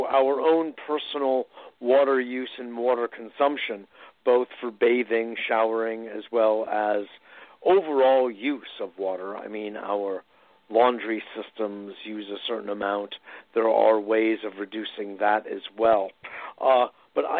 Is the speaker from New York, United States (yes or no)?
no; Connecticut, United States; when I was a teenager growing up in Connecticut